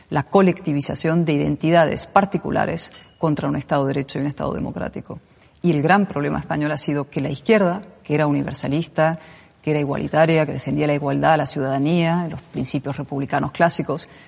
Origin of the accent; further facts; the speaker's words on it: Spain; Soy española